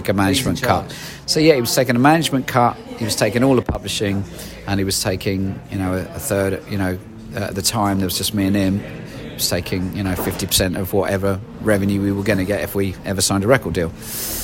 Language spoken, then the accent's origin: English; Cambridge, East of England, United Kingdom; now in London, United Kingdom; I actually grew up in Cambridge and then moved to moved to London